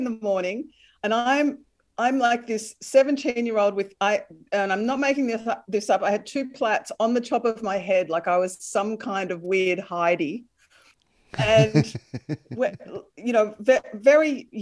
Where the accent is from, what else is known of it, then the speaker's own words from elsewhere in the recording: Melbourne, Victoria, Australia; The suburbs of Melbourne, but my mum was a country girl